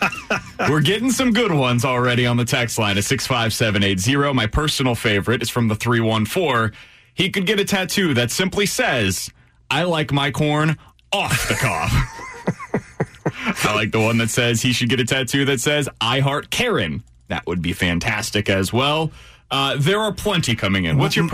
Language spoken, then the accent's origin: English; Kansas City, Missouri, United States; I was growing up in Kansas City